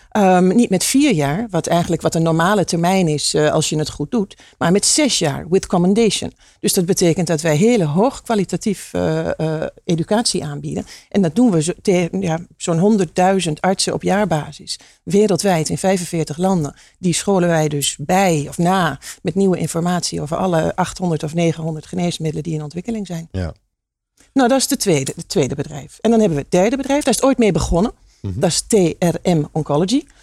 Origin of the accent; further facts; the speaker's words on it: Hengelo, Overijssel, Netherlands; ik kom uit Hengelo. Dat is heel grappig. En mijn vader komt uit Oekraïne.